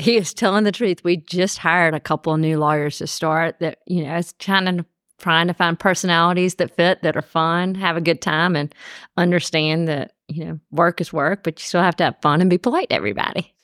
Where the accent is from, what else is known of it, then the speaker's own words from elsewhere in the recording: Columbus, Georgia, United States; moved away as an adult; also born or lived in Birmingham, Alabama; now in Atlanta, United States; I'm from Columbus, Georgia, born and raised.